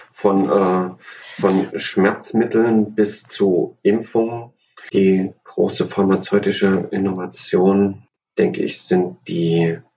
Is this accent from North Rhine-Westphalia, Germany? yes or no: no; Thuringia, Germany; born there; Ich bin in Thüringen geboren und ich mag einfach die Original Thüringer Rostbratwurst.